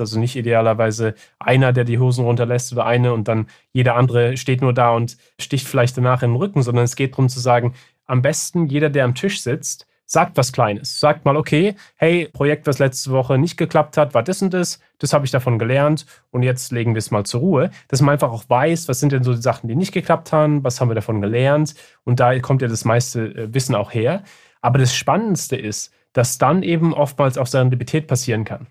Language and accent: German; Germany; ich bin ja auch in, in Deutschland aufgewachsen